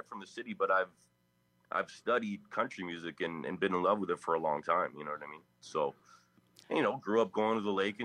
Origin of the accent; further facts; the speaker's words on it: Winnipeg, Manitoba, Canada; I'm from Winnipeg, Canada